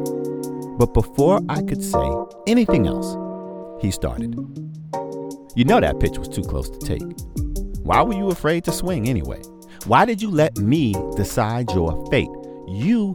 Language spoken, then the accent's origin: English; New York City, New York, United States; I'm from Brooklyn, the BK. Grew up a Mets fan